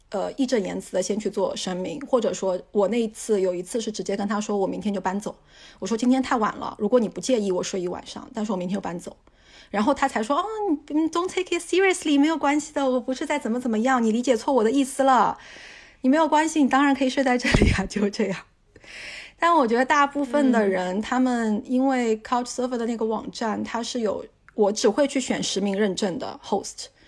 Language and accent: Chinese; China; also born or lived in United Kingdom; 我就是中国人啊